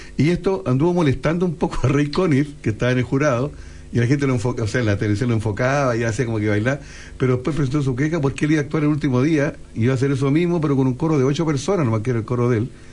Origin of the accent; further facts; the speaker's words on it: Valparaíso, Chile; yo soy de Valparaíso